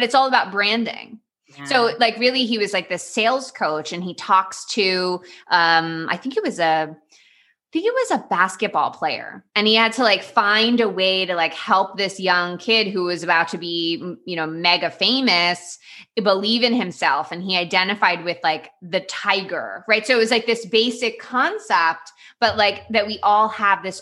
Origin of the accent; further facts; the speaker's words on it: Miami, Florida, United States; I grew up in Miami or in Florida